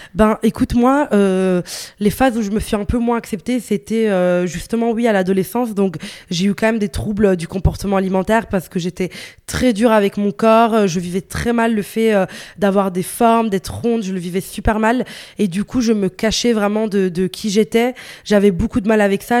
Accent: northern Italy, Italy; also born or lived in Morocco (ancestry); now in Brussels, Belgium; j'ai grandi en Italie, j'ai vécu, enfin, je suis née en Italie, euh, dans, dans, le nord de l'Italie

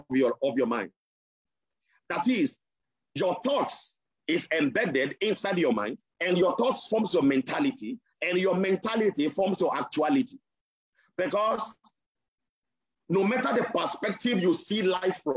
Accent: Nigeria; I am a Nigerian

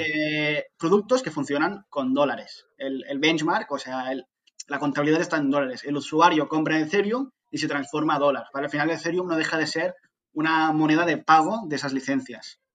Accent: Barcelona, Catalonia, Spain; soy de Barcelona

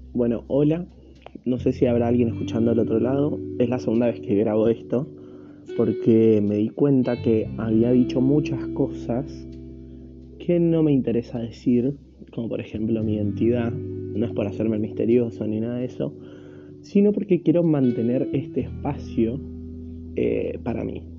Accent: Argentina; soy de Argentina

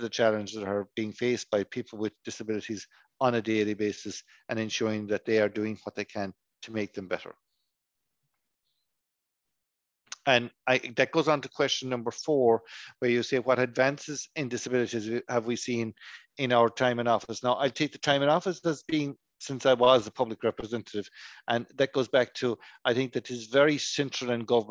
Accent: Kiskeam, Munster, Ireland; I am from County Cork. I come from a tiny little village on the Cork-Kerry border

